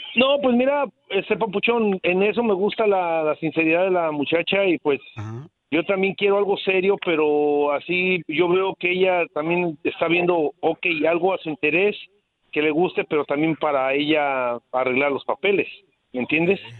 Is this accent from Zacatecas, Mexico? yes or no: yes; Zacatecas, Mexico; also born or lived in Houston, Texas / Dallas, Texas; now in Texas, United States; Yo soy de, del estado de Zacatecas